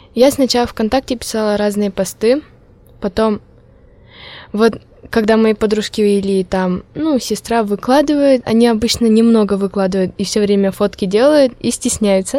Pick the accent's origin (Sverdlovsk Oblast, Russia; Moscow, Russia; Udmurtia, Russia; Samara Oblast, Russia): Udmurtia, Russia; Malopurginsky District; accent: Udmurt; first language Udmurt; Russian is a second language; я удмуртка, родилась в деревне